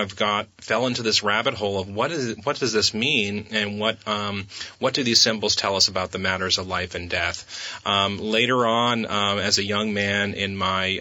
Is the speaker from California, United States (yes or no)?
no; New Hampshire, United States; moved away as an adult; now in Vermont, United States; I grew up in New Hampshire, moved to Vermont a little over 20 years ago.